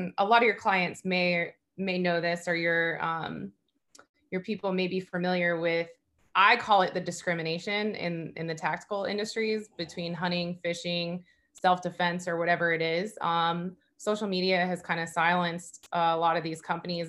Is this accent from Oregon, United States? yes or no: no; Southern California, United States; moved away as an adult; now in Fort Lauderdale, United States; I grew up in Southern California